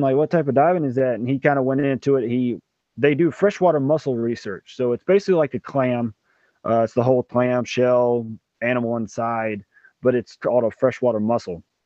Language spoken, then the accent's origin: English; right outside Memphis, Tennessee, Mississippi, United States; also born or lived in New Jersey; I'm originally from Mississippi, right outside Memphis, Tennessee. Um, I was born here, raised here